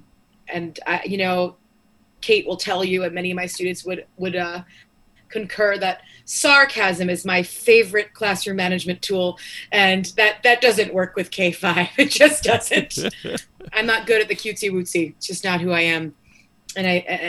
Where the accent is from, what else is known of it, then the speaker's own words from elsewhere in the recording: North Babylon, New York, United States; growing up in New York, I was in North Babylon.